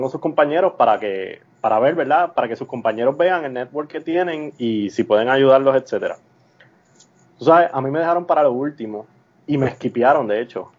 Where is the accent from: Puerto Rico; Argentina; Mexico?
Puerto Rico; now in Missouri, United States; yo era de Puerto Rico